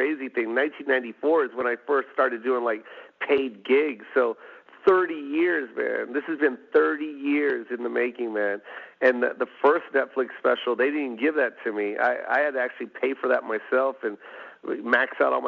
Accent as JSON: {"language": "English", "town": "Las Vegas", "region": "Nevada", "country": "United States", "moved": "yes", "said": "I'm from Vegas"}